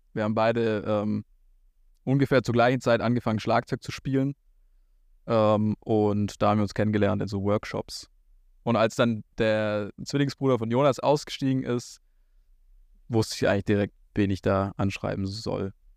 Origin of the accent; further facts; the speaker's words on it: a village a bit north of Ulm, Baden-Württemberg, Germany; moved away as an adult; now in Berlin, Germany; dort, wo ich aufgewachsen bin, auf dem Dorf, ein bisschen nördlich von Ulm.